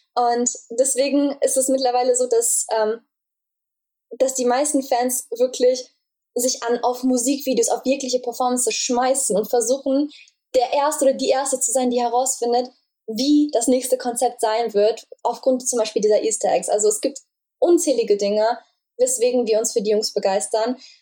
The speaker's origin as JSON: {"language": "German", "country": "Germany", "said": "ich komme aus Deutschland"}